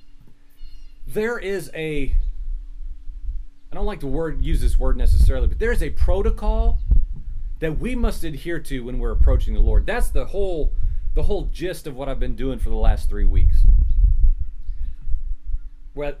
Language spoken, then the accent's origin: English; Virginia, United States; accent: Virginian American; my Virginian American accent